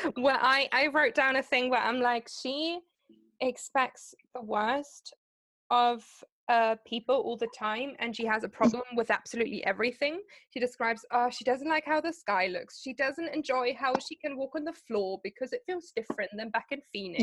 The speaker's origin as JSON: {"language": "English", "country": "Germany", "second_language": "English", "said": "because I'm from Germany."}